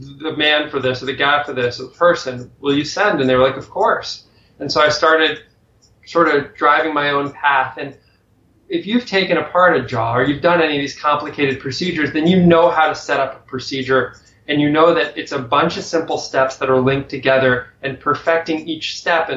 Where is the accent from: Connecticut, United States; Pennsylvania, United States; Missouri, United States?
Connecticut, United States; I grew up in Connecticut